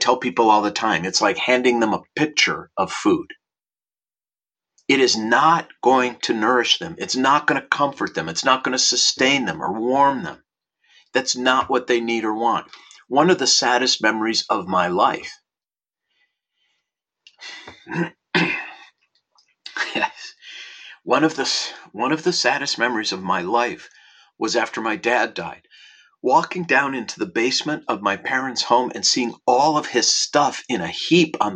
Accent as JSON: {"language": "English", "town": "Minneapolis", "region": "Minnesota", "country": "United States", "tie": "born or raised there", "moved": "yes", "lives_now": "Los Angeles, United States", "said": "I was born in Minneapolis, Minnesota in 1960 and went to Aquila Elementary School"}